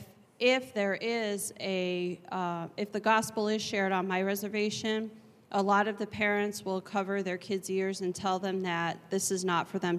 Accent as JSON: {"language": "English", "area": "Seneca Tribe", "region": "New York", "country": "United States", "said": "I am from the Seneca Tribe in New York State."}